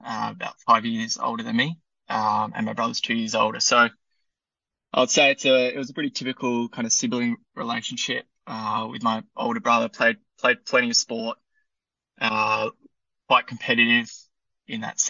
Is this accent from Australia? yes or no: yes; Perth, Western Australia, Australia; moved away as an adult; also born or lived in England; now in Melbourne, Australia; I grew up in Perth, spent some time overseas in England for about 4 years.